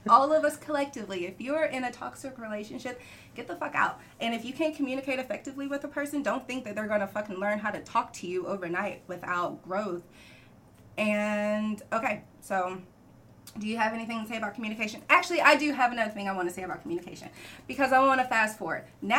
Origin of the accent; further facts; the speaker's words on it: North Carolina, United States; moved away; also born or lived in Texas; I was born and raised in North Carolina